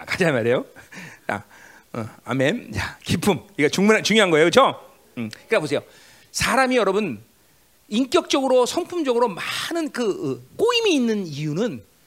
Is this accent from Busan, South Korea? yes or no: no; Seoul, South Korea; 나도 서울시 종로구 인동이야